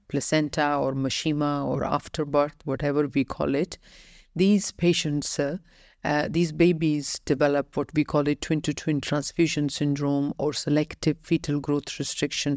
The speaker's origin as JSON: {"language": "English", "country": "Ireland", "also_born_or_lived": "United Kingdom", "moved": "as an adult", "lives_now": "United Arab Emirates", "said": "I had only worked in United Kingdom and Ireland, uh, my home country."}